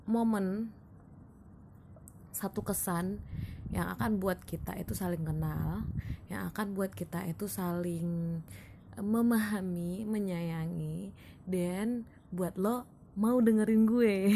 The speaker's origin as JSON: {"language": "Indonesian", "town": "Padang", "region": "West Sumatra", "country": "Indonesia", "lives_now": "Tangerang, Indonesia", "said": "gue asli Minang daerah Minang asli Sumatera Barat dan tepatnya di kota Padang"}